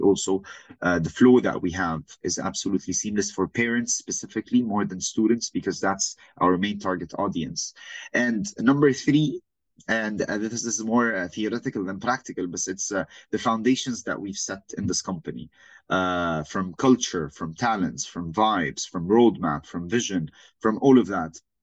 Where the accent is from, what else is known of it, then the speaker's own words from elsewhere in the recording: Saudi Arabia; moved away; also born or lived in Lebanon / Beirut, Lebanon; born and raised in Saudi my entire life, originally from Lebanon.